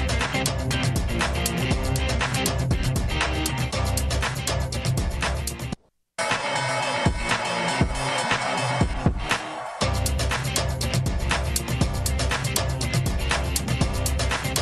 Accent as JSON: {"language": "English", "town": "Seattle", "region": "Washington", "country": "United States", "tie": "born or raised there", "said": "I grew up in Seattle"}